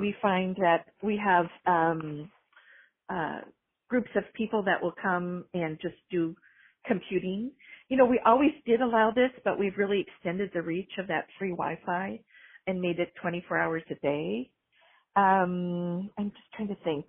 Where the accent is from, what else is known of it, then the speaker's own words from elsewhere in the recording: Minnesota, United States; moved away; I was raised in Minnesota and was a library director for 12 years in Minnesota